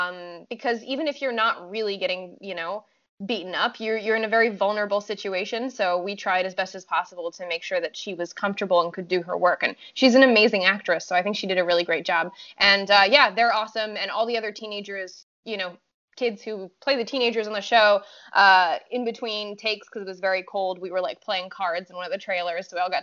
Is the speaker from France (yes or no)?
yes; France; English is a second language; I'm from France, so I'm already familiar with having to like make myself sound, I mean, I'm French and American, but my accent when I first moved here was a little bit more choppy than it is now.